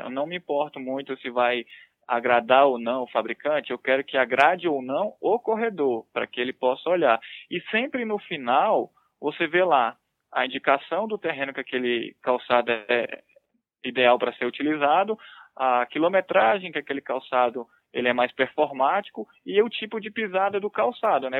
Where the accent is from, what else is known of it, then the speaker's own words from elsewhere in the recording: Brasília, Federal District, Brazil; also born or lived in Pernambuco; Então, sou de Brasília, né? moro aqui há, desde que eu nasci, vamos dizer assim. Sou pernambucano na realidade, mas sou radicado aqui em Brasília. Só nasci lá e vim para cá